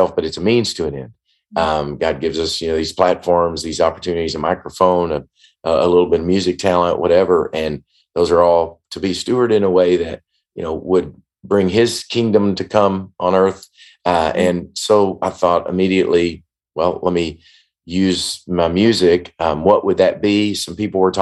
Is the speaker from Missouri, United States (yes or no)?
no; Paducah, Kentucky, United States; I grew up in Paducah, born and raised there